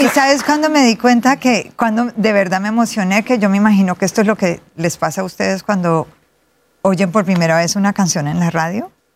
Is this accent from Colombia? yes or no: yes; Cali, Valle del Cauca, Colombia; Nací en Cali, Colombia, la capital de la salsa.